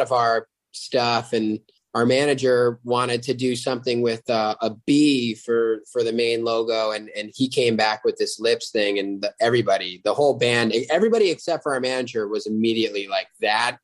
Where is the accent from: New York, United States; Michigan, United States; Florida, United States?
New York, United States; upstate; now in Los Angeles, United States; I am from uh, a little town in upstate New York, but live in Los Angeles now